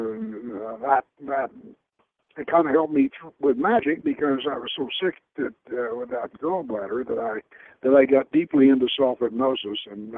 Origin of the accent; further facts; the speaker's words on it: the South, United States; I grew up in the South, and we had a couple of black ladies for cooks